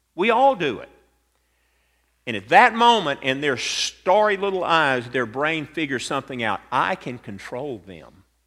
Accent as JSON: {"language": "English", "town": "Atlanta", "region": "Georgia", "country": "United States", "tie": "born or raised there", "said": "growing up in Atlanta, Georgia"}